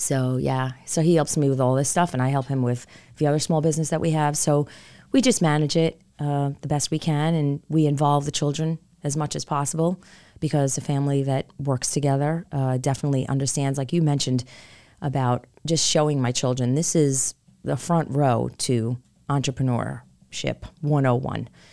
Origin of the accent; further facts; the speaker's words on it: New York City, New York, United States; moved away as an adult; also born or lived in Rockville Centre, New York; now in Charlotte, United States; my husband and I are born and raised in New York, in, uh, Queens, New York, to be specific